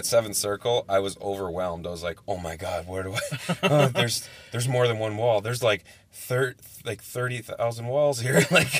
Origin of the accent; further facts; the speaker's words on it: Wisconsin, United States; Growing up in Wisconsin